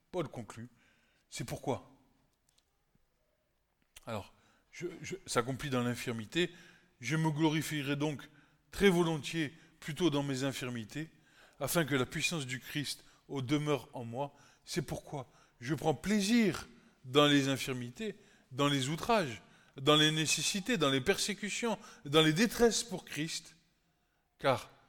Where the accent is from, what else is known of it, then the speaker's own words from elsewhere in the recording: Egypt; je me rappelle d'où je viens. je viens de l'Égypte, et c'est comme ça.